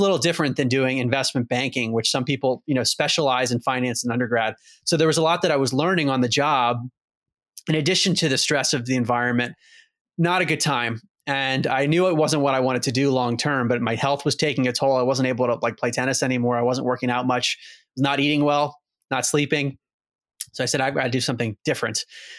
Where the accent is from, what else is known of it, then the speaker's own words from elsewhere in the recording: Maryland, United States; So I grew up outside of Baltimore, Maryland, and was always very focused growing up on sports.